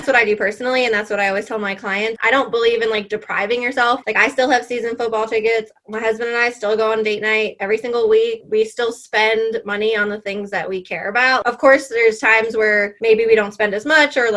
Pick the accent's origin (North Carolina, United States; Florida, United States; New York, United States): New York, United States; moved away as an adult; now in South Carolina, United States; I was born and raised in New York, and now I live in South Carolina